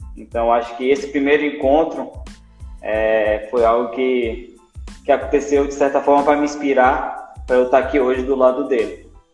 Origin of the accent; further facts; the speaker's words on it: Vale do Capão, Bahia, Brazil; sido nascido e criado no Vale do Capão